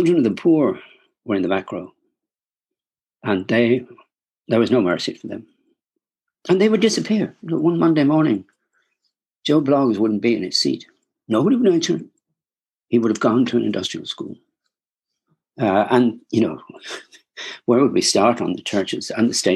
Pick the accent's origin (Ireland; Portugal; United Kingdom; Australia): Ireland; Wexford, Leinster; when I was growing up in Wexford, I was a little boy